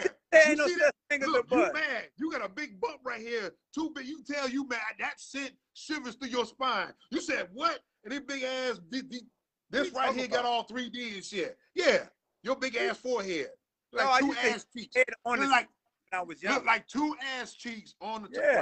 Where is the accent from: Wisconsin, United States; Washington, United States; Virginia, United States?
Virginia, United States; now in Jacksonville, United States; I'm a transplant from Virginia